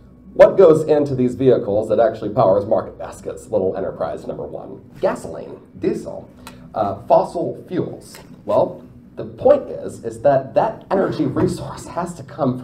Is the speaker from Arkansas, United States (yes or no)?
no; Vermont, United States; now in New Hampshire, United States; my home state of Vermont